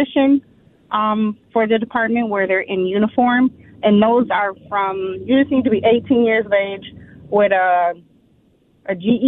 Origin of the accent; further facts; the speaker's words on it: Minneapolis, Minnesota, United States; I was born and raised here in Minneapolis